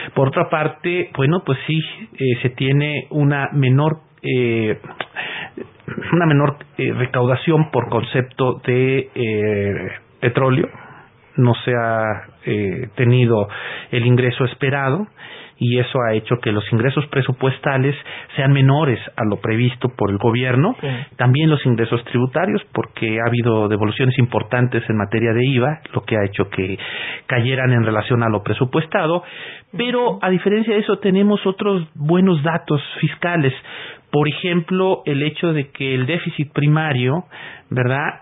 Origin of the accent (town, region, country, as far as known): Mexico